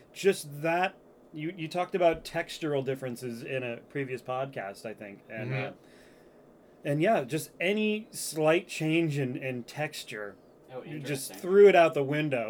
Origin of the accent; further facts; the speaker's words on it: Derry, New Hampshire, United States; my hometown, Derry, New Hampshire